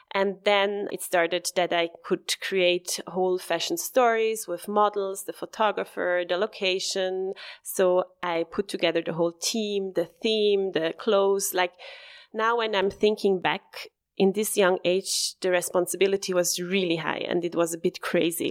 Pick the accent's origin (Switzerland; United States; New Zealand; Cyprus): Switzerland; Bassersdorf, Zurich; I'm born and raised in Bassersdorf. It's, um, a town next to Flughafen, like next to the airport